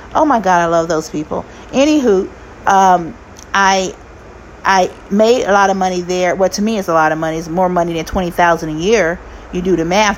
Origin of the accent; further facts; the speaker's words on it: United States; also born or lived in Arkansas / Kansas City / Florida; now in California, United States; I'm from Arkansas and Kansas City